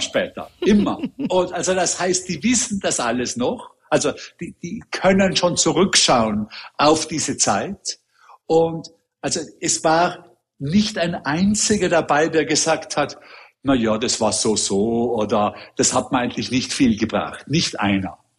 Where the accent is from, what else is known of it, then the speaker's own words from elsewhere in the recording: Austria; also born or lived in Hong Kong; now in New York, United States; als Österreicher selber